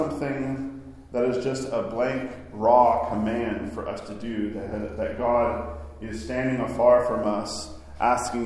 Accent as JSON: {"language": "English", "region": "Arkansas", "country": "United States", "tie": "born or raised there", "moved": "yes", "lives_now": "New York, United States", "said": "I grew up in Arkansas, where we had pretty moderate winters"}